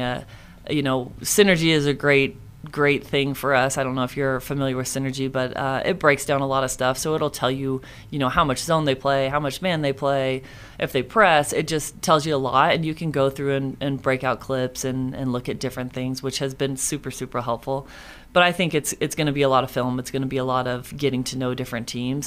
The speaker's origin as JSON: {"language": "English", "town": "Moraga", "region": "California", "country": "United States", "tie": "born or raised there", "moved": "as an adult", "said": "I grew up in Moraga, California, and I lived there until I moved out here"}